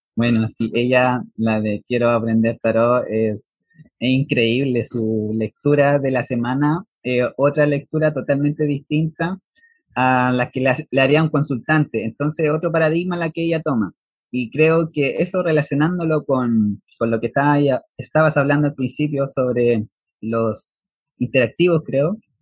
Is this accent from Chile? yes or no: yes; Chile; soy de Chile